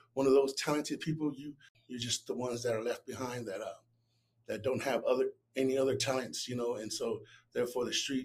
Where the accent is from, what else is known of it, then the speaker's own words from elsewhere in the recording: Long Beach, California, United States; I was raised in Long Beach, California, and I was born in 81